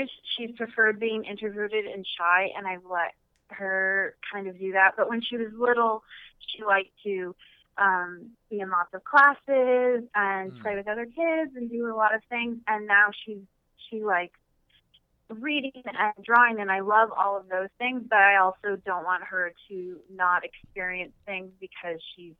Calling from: Dartmouth, Nova Scotia, Canada; I'm calling from Dartmouth.

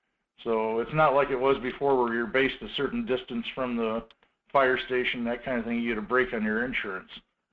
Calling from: Two Rivers, Alaska, United States; This is … out of Two Rivers, Alaska.

